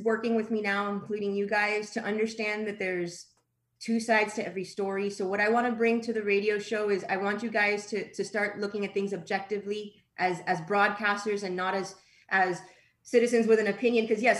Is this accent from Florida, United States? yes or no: yes; Miami, Florida, United States; accent: Miami; You know, we're all Miami people. I had a hard time dealing with my Miami accent when I first started. And sometimes when I'm around my people, it comes out. I'm okay with it. I'm proud of it.